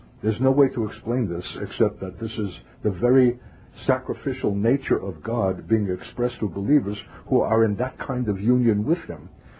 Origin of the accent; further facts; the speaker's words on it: New York, United States; also born or lived in Berkeley, California / northern Minnesota; now in Minnesota, United States; I'm a New Yorker by birth.